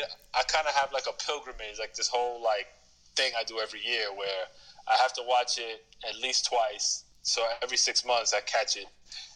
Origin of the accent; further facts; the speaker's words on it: New York City, New York, United States; I'm from the Bronx, New York.